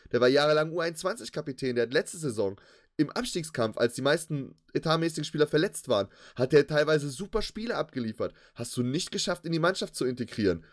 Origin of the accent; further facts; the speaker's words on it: Cologne, North Rhine-Westphalia, Germany; als Kölner